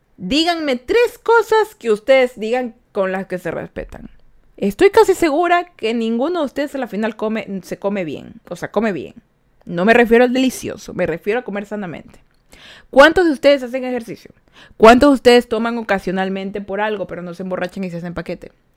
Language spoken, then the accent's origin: Spanish; Ecuador; Yo soy de Ecuador